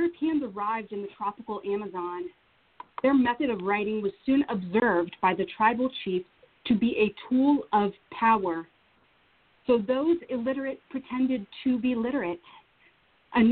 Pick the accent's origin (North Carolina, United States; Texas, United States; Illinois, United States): North Carolina, United States; moved away; also born or lived in Vanuatu / Washington, D.C.; I'm from North Carolina